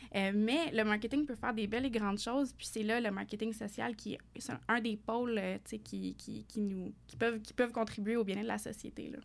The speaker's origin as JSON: {"language": "French", "town": "Fournier", "region": "Ontario", "country": "Canada", "tie": "born or raised there", "said": "je suis une franco-ontarienne d'origine, originaire d'un tout petit village en Ontario, dans l'Est ontarien, Fournier particulièrement"}